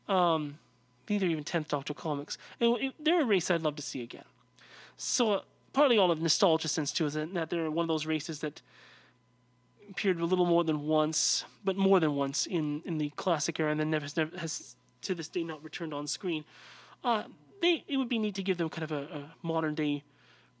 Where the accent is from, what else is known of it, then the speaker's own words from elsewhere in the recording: United States; I'm an American